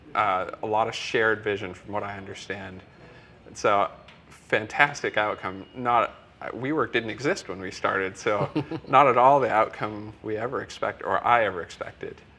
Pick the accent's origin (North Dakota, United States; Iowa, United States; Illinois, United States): Iowa, United States; I'm from Iowa, so in the middle of Iowa